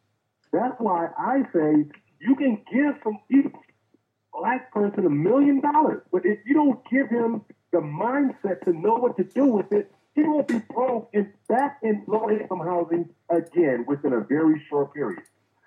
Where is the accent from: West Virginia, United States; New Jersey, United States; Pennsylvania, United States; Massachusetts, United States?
New Jersey, United States; Newark; You don't see where I grew up on 40th anymore as a project, per se. I grew up in Brick City. That's where I started.